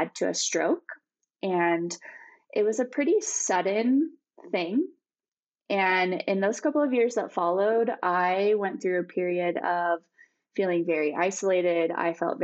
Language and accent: English; Bozeman, Montana, United States; my hometown of Bozeman